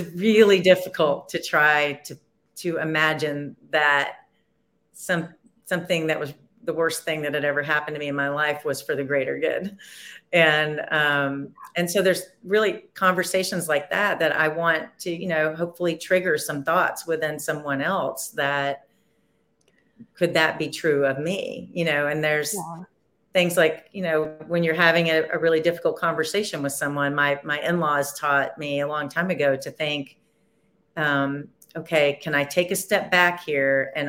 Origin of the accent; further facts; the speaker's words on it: Nashville, Tennessee, United States; I'm from Nashville